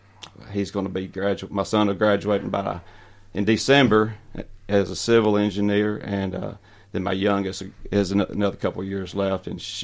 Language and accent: English; Waynesboro, Tennessee, United States; also born or lived in Nashville, Tennessee; I was born and raised in Waynesboro.